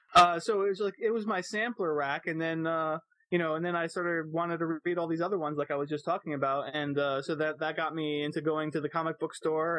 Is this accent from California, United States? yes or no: no; Florida, United States; I grew up mostly in Florida